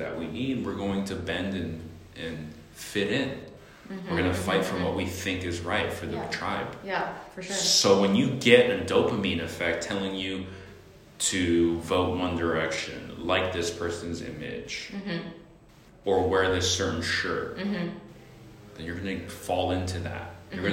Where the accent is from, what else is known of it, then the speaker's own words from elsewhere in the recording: San Francisco, California, United States; growing up in San Francisco